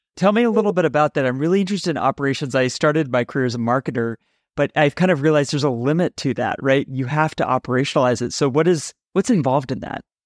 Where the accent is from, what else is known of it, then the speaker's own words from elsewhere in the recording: San Francisco, California, United States; I'm from San Francisco.